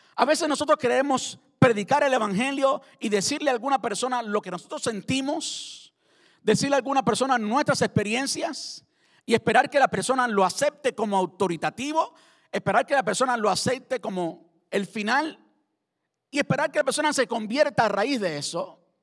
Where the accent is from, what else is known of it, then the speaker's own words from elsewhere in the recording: Cuba; Cuando yo me encuentro con un cubano y si es de mi tierra, de mi pueblo